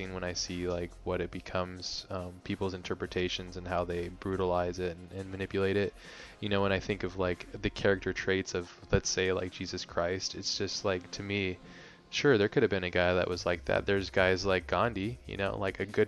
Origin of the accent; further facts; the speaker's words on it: Hawaii, United States; I grew up in Hawaii